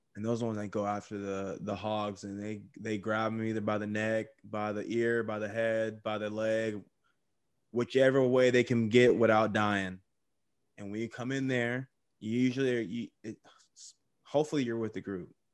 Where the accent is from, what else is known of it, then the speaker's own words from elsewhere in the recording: Texas, United States; also born or lived in California; I was born in Cali, but I was raised in Texas